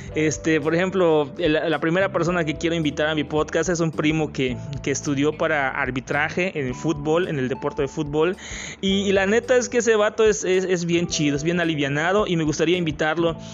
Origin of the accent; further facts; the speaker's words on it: Yucatán, Mexico; soy de México, de un estado que se llama Yucatán, que está al sureste de México